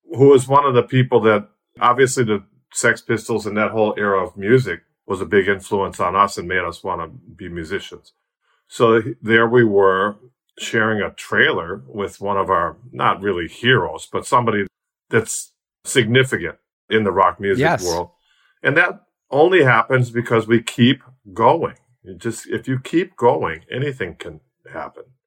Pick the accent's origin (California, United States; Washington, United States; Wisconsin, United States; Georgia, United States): Wisconsin, United States; Milwaukee; moved away as an adult; now in Tasmania, Australia; I'm Milwaukee born and bred